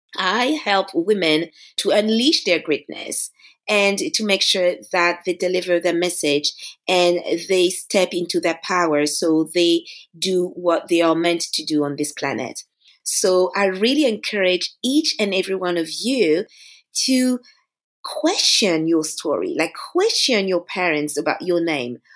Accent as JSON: {"language": "English", "town": "Paris", "region": "Île-de-France", "country": "France", "tie": "born or raised there", "said": "it's my hometown. You know, I was born here, I grew up in Paris"}